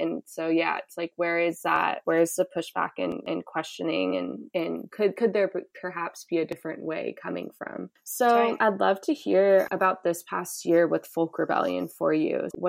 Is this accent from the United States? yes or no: yes; Seattle, Washington, United States; I grew up in Seattle